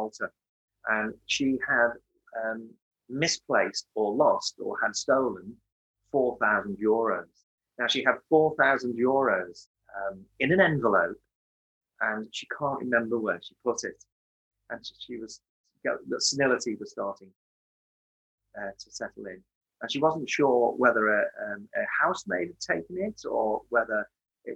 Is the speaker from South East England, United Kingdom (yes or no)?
no; Merseyside, the Wirral, North West England, United Kingdom; I was born in 1957 on Merseyside, 12 years after the Second World War, 12 years after the rationing of the Second World War. Not that I remember any of that. And I was born into a loving family. I've got two brothers, and born on the Wirral